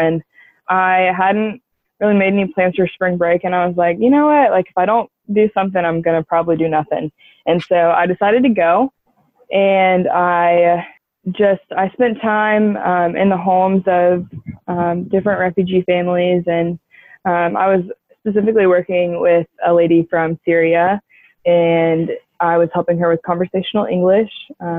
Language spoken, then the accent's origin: English; Charleston, South Carolina, United States; also born or lived in Clarkston, Georgia; I am from the Charleston area, and I spent my last summer living in Clarkston, Georgia, and working and living with the community there.